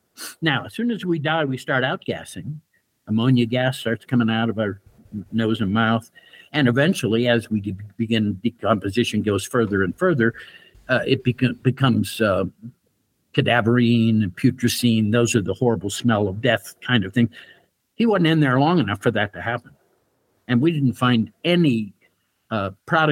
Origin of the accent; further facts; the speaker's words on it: Pittsburgh, Pennsylvania, United States; moved away; going back to a high school reunion in Pittsburgh, my hometown